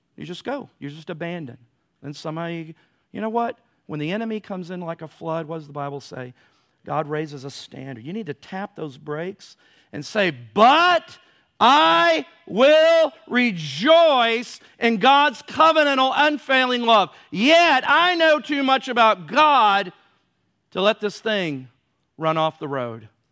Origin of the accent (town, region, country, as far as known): United States